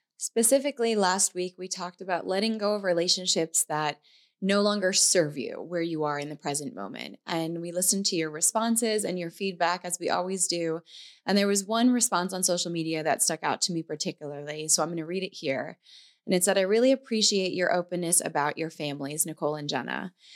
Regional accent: New York, United States; moved away; we were in New York in my hometown

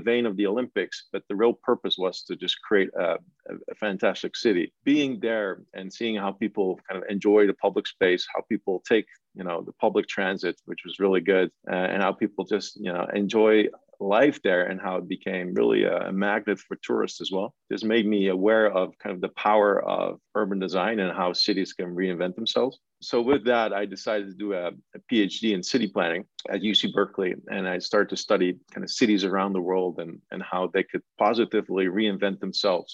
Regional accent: Netherlands; moved away as an adult; also born or lived in Delft, Netherlands; now in New York, United States; I'm actually originally from the Netherlands. I went to architecture school in Delft

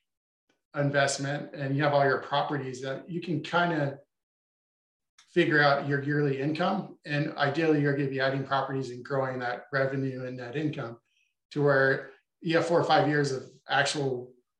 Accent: Boise, Idaho, United States; where I grew up in Boise, Idaho

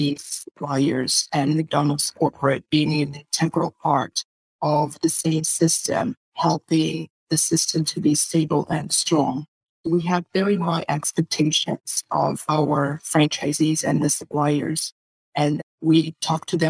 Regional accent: Russia; I come from Russia

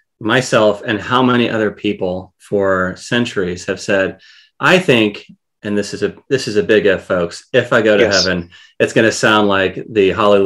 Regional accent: Iowa, United States; well, I'm from Iowa, so that's given.

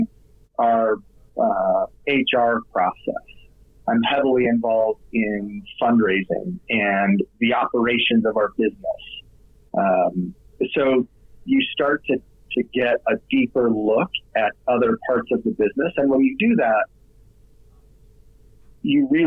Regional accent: Utah, United States; I'm from Utah

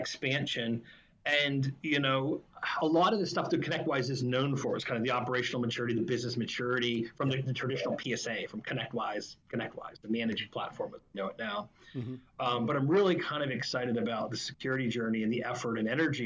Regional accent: Pittsburgh, Pennsylvania, United States; moved away as an adult; also born or lived in Penn State; now in Florida, United States; I was born and raised in Pittsburgh

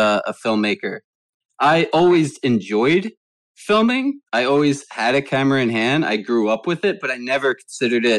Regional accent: Philadelphia, Pennsylvania, United States; moved away as an adult; also born or lived in Delaware / Lancaster, Pennsylvania; now in Los Angeles, United States; I also grew up in Philadelphia

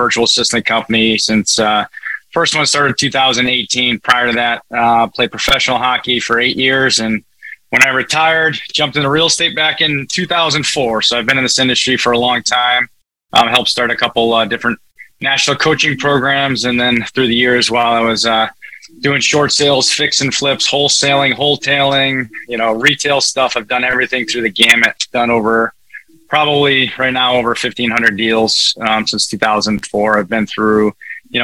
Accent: Connecticut, United States; I'm from Northeast, just so everybody knows I'm from Connecticut. So if I talk a little fast, you could give me a virtual slap and tell me to slow down. So I've been accused of talking fast, but that's just a little bit of my nature and where I live and where I grew up

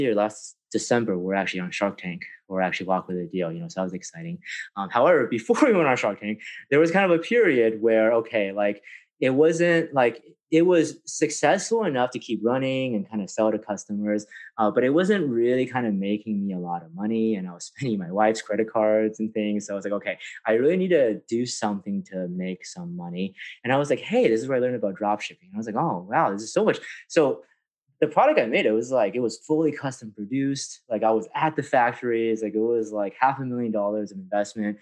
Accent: San Francisco, California, United States; I grew up in San Francisco

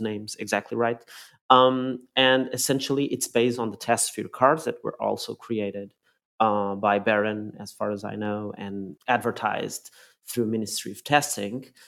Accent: Lisbon, Portugal; moved away; driving through my hometown of Lisbon back in Portugal

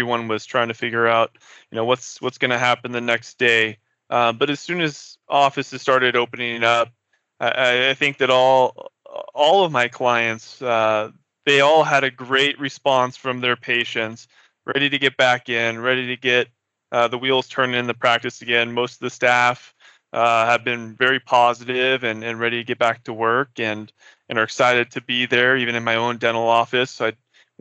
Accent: Seattle, Washington, United States; moved away as an adult; also born or lived in New York City; now in Fort Collins, United States; born and raised in Seattle, Washington.

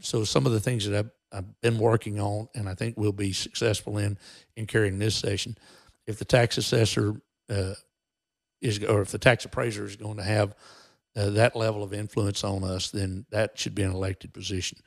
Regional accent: Texas, United States; we as American citizens and as Texans

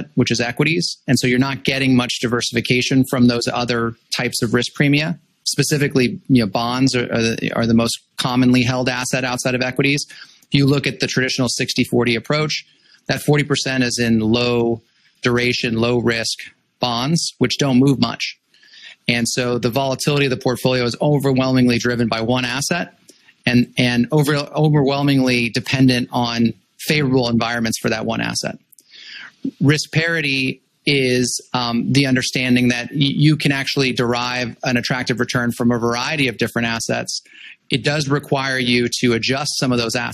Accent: Los Angeles, California, United States; moved away as an adult; I grew up in Los Angeles

